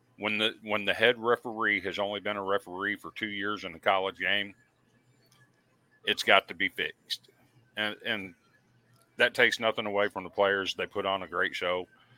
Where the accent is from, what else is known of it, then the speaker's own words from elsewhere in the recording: Iowa, United States; I grew up in Iowa.